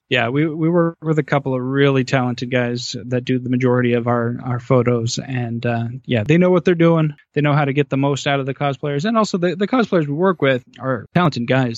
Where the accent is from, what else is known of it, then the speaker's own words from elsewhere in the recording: Arizona, United States; now in Toledo, Ohio, United States; it was quite the trip to go back to my home state of Arizona